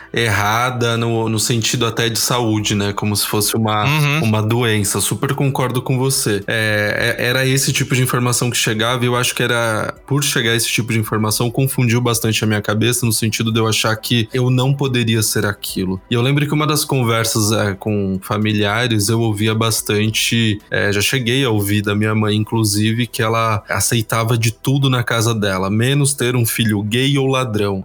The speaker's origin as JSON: {"language": "Portuguese", "region": "São Paulo", "country": "Brazil", "said": "sou da Zona Sul de São Paulo, sou do Grajaú"}